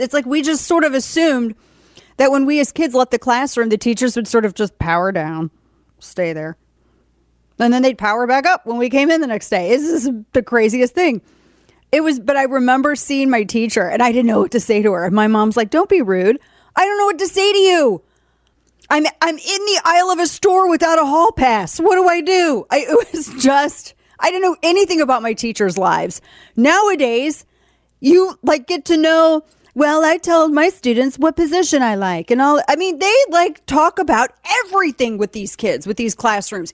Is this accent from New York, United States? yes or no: no; St. Louis, Missouri, United States; my hometown of Saint Louis